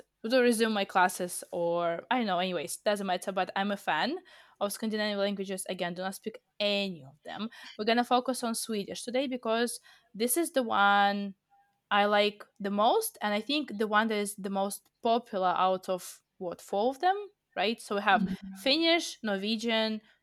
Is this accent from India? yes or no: no; Russia; we are from Russia